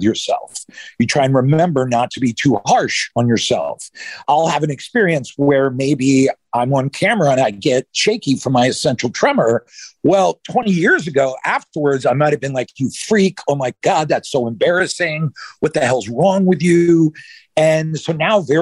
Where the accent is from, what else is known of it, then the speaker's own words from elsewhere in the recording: outside Philadelphia, Pennsylvania, United States; now in Los Angeles, United States; I grew up outside Philly.